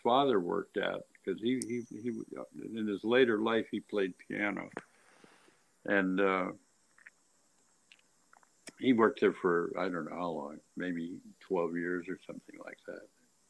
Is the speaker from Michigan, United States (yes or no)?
yes; Detroit, Michigan, United States; moved away as an adult; now in Los Angeles, United States; I'm from Detroit. I grew up in Detroit, and I came out to Los Angeles in 1957.